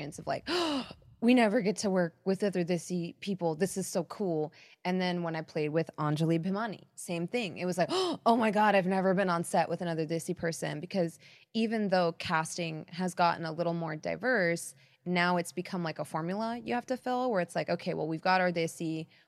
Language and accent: English; Pakistan; because I'm Pakistani and Indian.